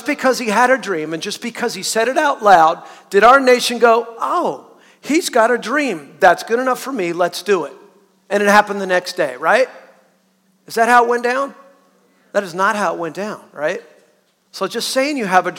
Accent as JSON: {"language": "English", "region": "Southern California", "country": "United States", "tie": "born or raised there", "moved": "yes", "said": "I'm a Southerner, born and raised pretty much in Southern California"}